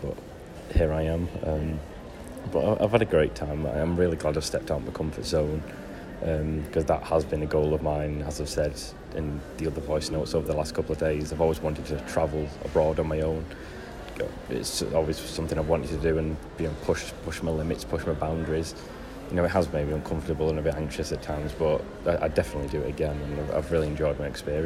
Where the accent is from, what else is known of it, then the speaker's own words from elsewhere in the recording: United Kingdom; obviously I'm British